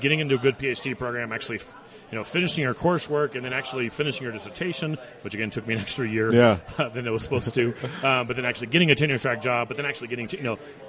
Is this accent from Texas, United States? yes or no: yes; Houston, Texas, United States; moved away as an adult; also born or lived in Dallas / College Station, Texas; now in Fort Collins, United States; I grew up in Houston, lived in Dallas. I don't like big cities.